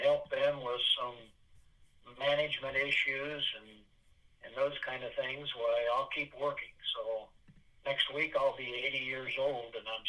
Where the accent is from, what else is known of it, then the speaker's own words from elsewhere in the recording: Kalona, Iowa, United States; also born or lived in Oklahoma; I was born actually in Oklahoma. Oh, but I've lived most of my life here in the Kelowna area.